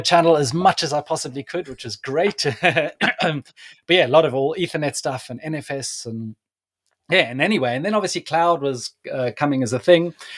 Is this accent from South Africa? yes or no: yes; South Africa; moved away; I'm originally from South Africa